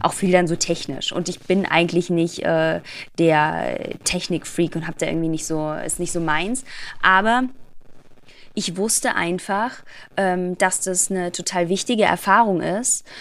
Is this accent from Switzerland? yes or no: no; Black Forest, near Baden-Baden, Baden-Württemberg, Germany; ich komme aus dem Schwarzwald, aus der mhm. Nähe von Baden-Baden